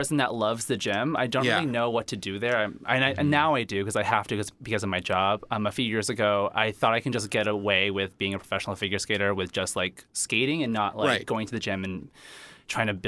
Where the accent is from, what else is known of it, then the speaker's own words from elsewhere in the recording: Boston, Massachusetts, United States; I'm from Boston